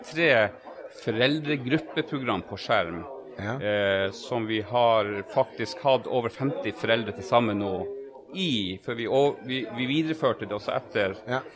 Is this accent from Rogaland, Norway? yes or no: no; Tromsø, Troms, Norway; i hjemkommunen min, Tromsø